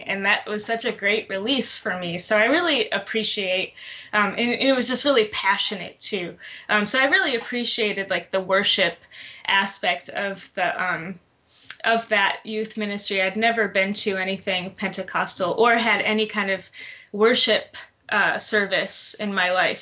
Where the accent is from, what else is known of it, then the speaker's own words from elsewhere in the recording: Detroit, Michigan, United States; also born or lived in Tallahassee, Florida; now in Atlanta, United States; originally from Detroit, Michigan.